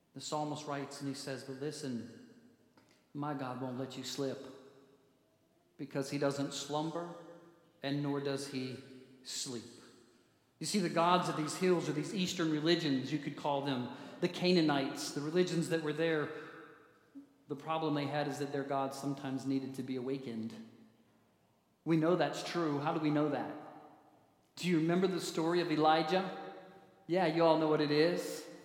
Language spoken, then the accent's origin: English; Manitou Springs, Colorado, United States; I grew up near Manitou Springs, right down the street, Garden of the Gods